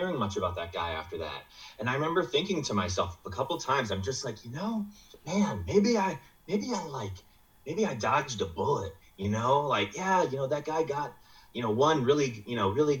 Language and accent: English; Midwest, United States; I'm from the Midwest